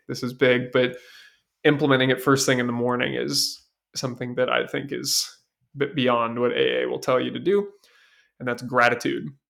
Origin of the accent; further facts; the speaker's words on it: Seattle, Washington, United States; I was raised in Seattle